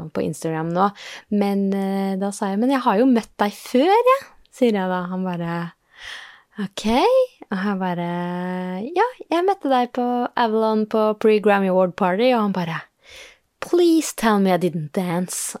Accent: Norway; vi er eh, eh fra Norge

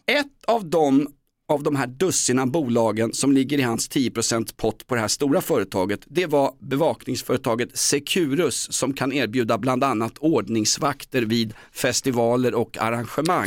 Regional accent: Stockholm, Stockholm County, Sweden; Den handlar om min uppväxt i Vällingby och Grimsta

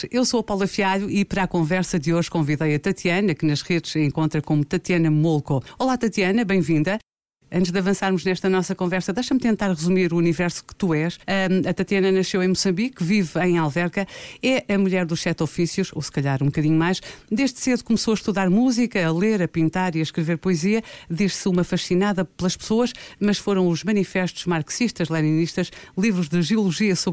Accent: Guinea-Bissau; como eu é nasci é na Guiné.

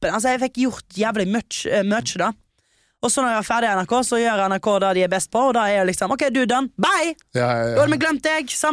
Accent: Stord, Vestland, Norway; jeg er 23 år gammel. Jeg er fra Stord.

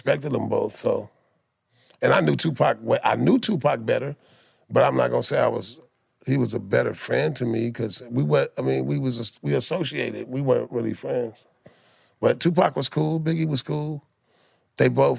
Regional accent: Compton, California, United States; I'm from Compton, California.

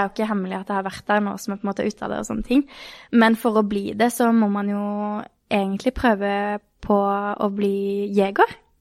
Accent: Kristiansand, Agder, Norway; Jeg er jo fra Kristiansand, eller Birkelandet, Sørlandet

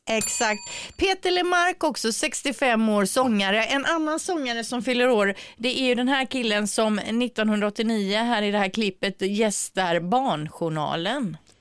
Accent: Partille, Västra Götaland, Sweden; jag är ju från Partille, bor i Partille

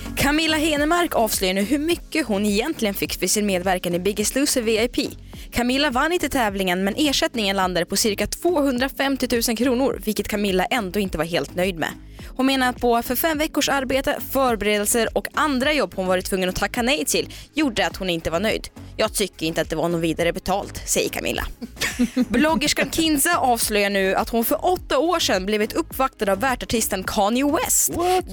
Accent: Omsk, Omsk Oblast, Russia; born or raised there; now in Sweden

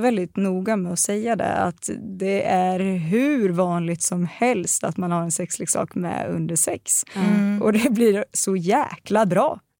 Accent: Östergötland, Sweden; accent: östgötska; Jag får alltid höra att min östgötska är så helt otrolig

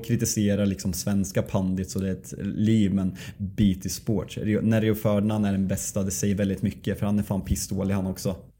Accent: Sweden; vi svenskar

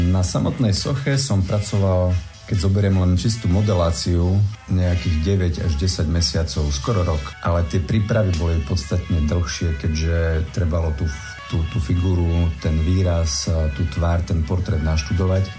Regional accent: Sabinov, Prešov Region, Slovakia; u nás v Sabinove

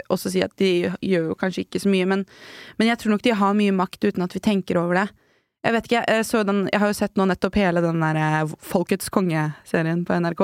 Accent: Norway; vi nordmenn

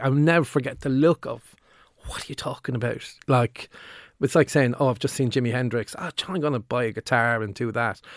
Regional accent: Limerick, Munster, Ireland; when I was in the eighties growing up in Limerick

